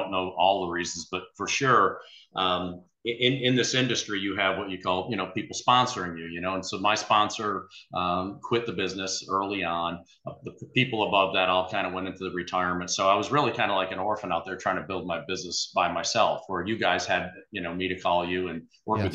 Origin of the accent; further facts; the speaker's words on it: Texas, United States; he remembered I was from Texas